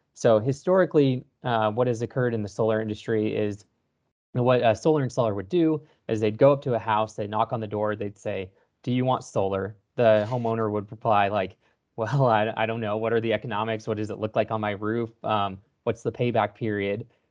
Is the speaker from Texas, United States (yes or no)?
yes; Texas, United States; born and raised in Texas